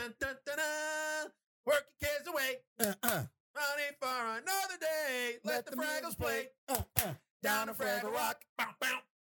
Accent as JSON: {"language": "English", "town": "New York City", "region": "New York", "country": "United States", "tie": "born or raised there", "said": "it's in my hometown. The whole movie is filmed in New York City."}